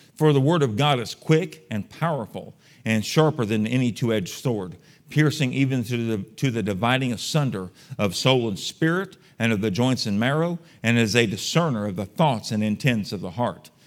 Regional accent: San Antonio, Texas, United States; I was born and raised in San Antonio, Texas

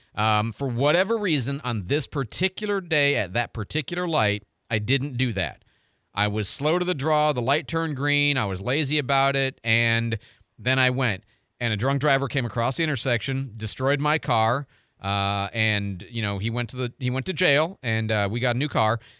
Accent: Midwest, United States; now in Pensacola, United States; I grew up in the Midwest.

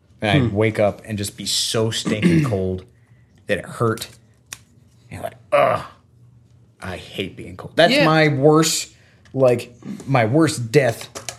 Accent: Florida, United States; Growing up in Florida

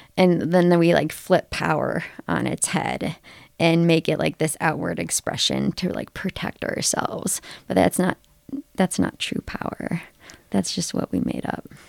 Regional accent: Ohio, United States; moved away as an adult; now in Colorado, United States; I grew up in Ohio

